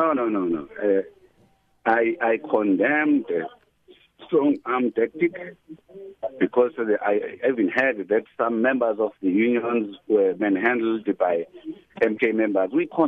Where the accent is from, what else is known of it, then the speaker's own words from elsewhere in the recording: Pietermaritzburg, KwaZulu-Natal, South Africa; I'm from Pietermaritzburg.